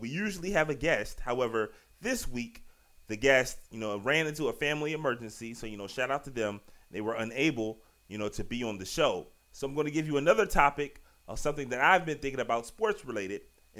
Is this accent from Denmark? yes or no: no; Richmond, Virginia, United States; now in Largo, United States; I'm from Richmond, Virginia, and currently live right outside Washington, D.C., you know, town Largo, Maryland.